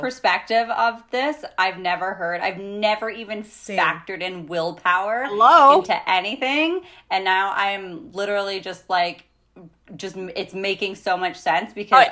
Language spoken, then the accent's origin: English; Canada; we're Canadian, we live in Canada.